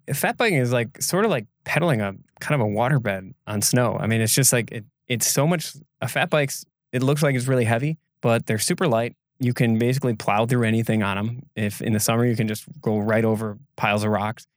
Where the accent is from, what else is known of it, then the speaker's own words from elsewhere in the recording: Door County, Wisconsin, United States; this tiny little town in my hometown community